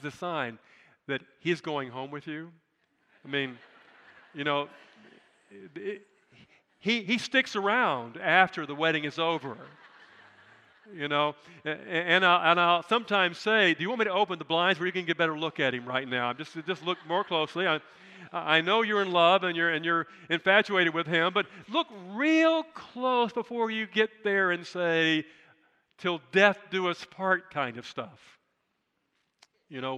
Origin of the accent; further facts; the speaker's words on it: United States; I'm proud of being an American